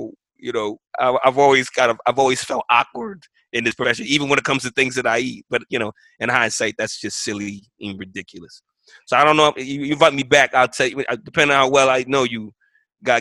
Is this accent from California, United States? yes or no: no; New York City, New York, United States; moved away; I'm from New York City. I'm from public housing.